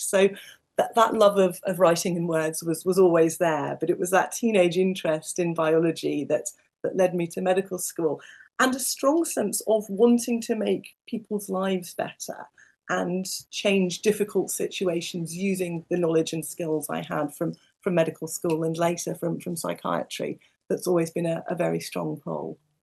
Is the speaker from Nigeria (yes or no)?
no; United Kingdom; also born or lived in New Zealand; I was born just outside London to parents who had not grown up in the UK